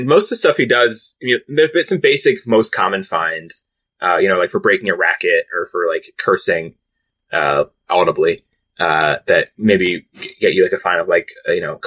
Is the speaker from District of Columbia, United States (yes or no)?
yes; Washington, District of Columbia, United States; I'm in Washington, my hometown